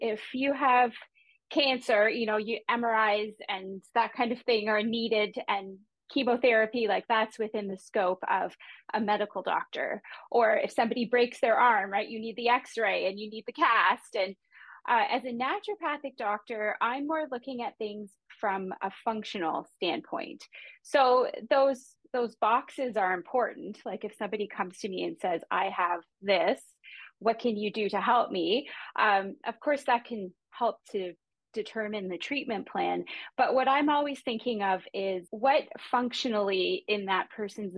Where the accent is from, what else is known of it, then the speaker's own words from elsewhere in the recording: Canada; I'm a Canadian